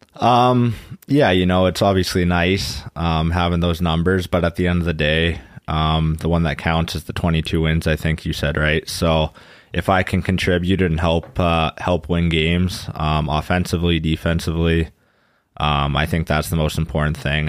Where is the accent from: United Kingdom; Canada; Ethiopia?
Canada; Kamloops, British Columbia; moved away as an adult; now in Weiden, Germany; in my hometown, that's just another community still in Kamloops.